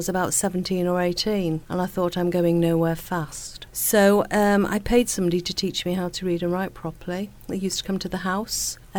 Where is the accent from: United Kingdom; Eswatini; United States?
United Kingdom; Rhyl, Wales; moved away as an adult; now in Manchester, United Kingdom; I'm originally Welsh and I grew up in Raleigh, North Wales, and I came here to do my degree.